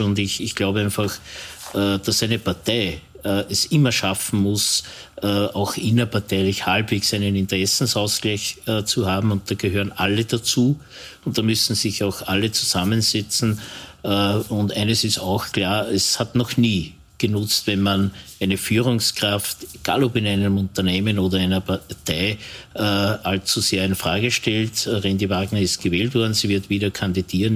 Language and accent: German; Linz, Upper Austria, Austria; das weiß ich ganz besonders als Linzer